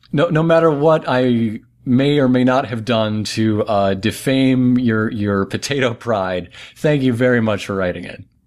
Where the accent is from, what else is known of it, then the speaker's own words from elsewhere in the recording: Flint, Michigan, United States; I'm from Flint